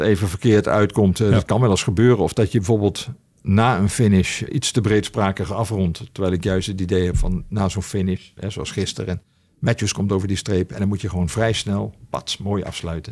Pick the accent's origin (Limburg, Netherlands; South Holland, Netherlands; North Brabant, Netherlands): Limburg, Netherlands; ik ben echt opgegroeid in Limburg met wielrennen